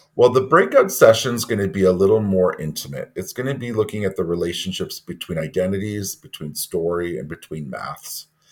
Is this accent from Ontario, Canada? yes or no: yes; Ontario, Canada; now in Toronto, Canada; I'm Métis from Ontario and French. I am currently centrally assigned vice principal, Indigenous Education, with the Urban Indigenous Education Center at Toronto District School Board. I live in Toronto. Uh, I wasn't born here, but I've lived here for 30 years